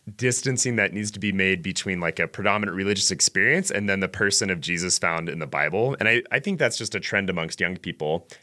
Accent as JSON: {"language": "English", "town": "Ogden", "region": "Utah", "country": "United States", "tie": "born or raised there", "said": "I am from Ogden, Utah. I'm a native Utahn"}